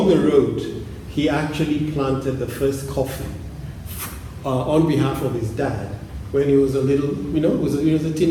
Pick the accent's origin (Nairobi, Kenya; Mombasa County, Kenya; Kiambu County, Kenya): Kiambu County, Kenya; Thika; So we're from we're from Thika.